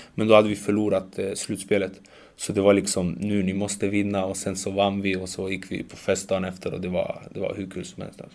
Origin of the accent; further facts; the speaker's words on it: Sweden; jag känner att jag är mer svensk